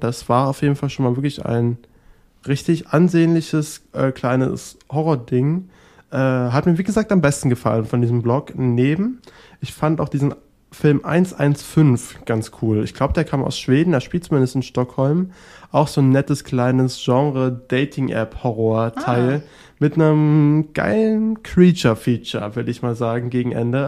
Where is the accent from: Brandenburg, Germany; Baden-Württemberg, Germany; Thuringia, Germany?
Brandenburg, Germany; near Potsdam; ich bin da ganz in der Nähe aufgewachsen. Das ist da in der Nähe von Potsdam und genau da ähm, ist auch mein kleiner Heimatort